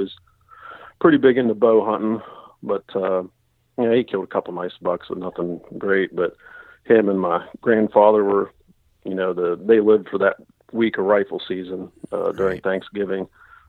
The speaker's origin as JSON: {"language": "English", "region": "West Virginia", "country": "United States", "said": "I'm from North Central West Virginia in Marion County. It's just south of Morgantown, and I'm about half hour from the Pennsylvania line."}